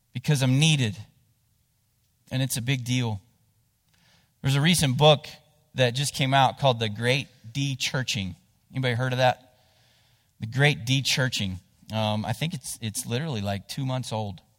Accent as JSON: {"language": "English", "town": "Cottageville", "region": "West Virginia", "country": "United States", "tie": "born or raised there", "said": "I grew up in Jackson County. um, down in between Ravenswood and Ripley, whi-, which there's a little town there called Cottageville"}